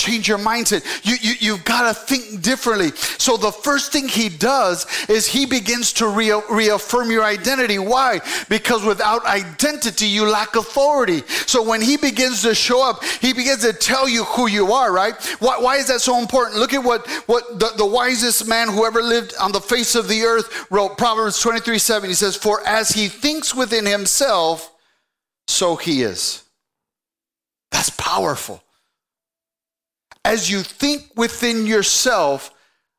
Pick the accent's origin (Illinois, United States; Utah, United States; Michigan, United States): Michigan, United States; Saginaw; also born or lived in El Paso, Texas; I grew up, I was born in El Paso. At the age of 6, I moved to Saginaw, Michigan